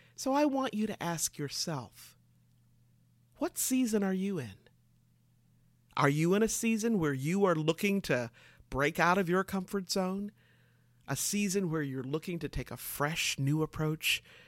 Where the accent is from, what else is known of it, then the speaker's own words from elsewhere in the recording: Michigan, United States; moved away as an adult; also born or lived in California; I moved from Michigan to California